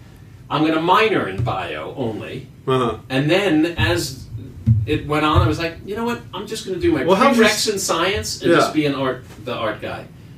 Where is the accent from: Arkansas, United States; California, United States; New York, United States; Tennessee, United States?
New York, United States; also born or lived in Brooklyn; I grew up in Manhattan, but I was living in Brooklyn.